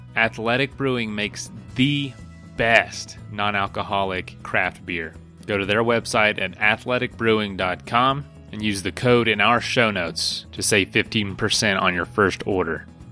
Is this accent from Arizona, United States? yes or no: no; Florida, United States; I'm from Florida